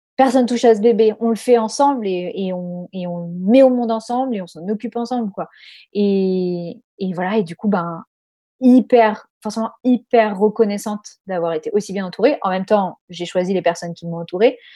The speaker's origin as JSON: {"language": "French", "region": "Corsica", "country": "France", "moved": "yes", "lives_now": "Australia", "said": "on est de Corse"}